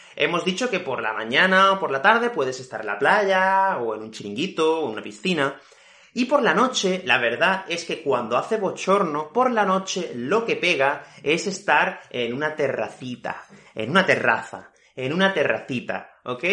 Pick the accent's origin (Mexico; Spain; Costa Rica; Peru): Spain; Fuengirola, Andalusia; yo soy de Málaga, de una ciudad que se llama Fuengirola, y aquí hace muchísimo calor en verano